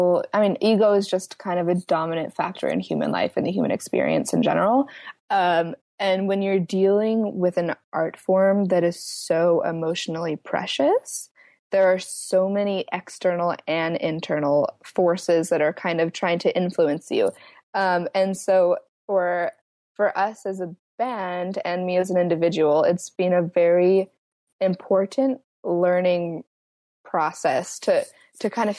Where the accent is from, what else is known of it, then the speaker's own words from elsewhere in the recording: Atlanta, Georgia, United States; we are from Atlanta, which is a hub for sex trafficking